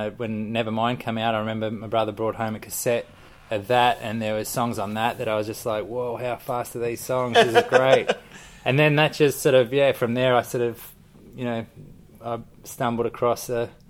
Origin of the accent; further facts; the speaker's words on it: Sydney, New South Wales, Australia; Mascot in, okay, Sydney, yeah. Yeah. So I was walking distance to the airport